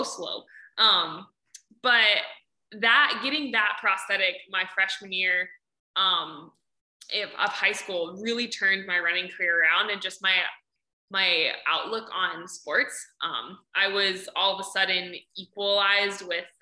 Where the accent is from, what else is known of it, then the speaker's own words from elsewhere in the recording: Ohio, United States; I'm from Ohio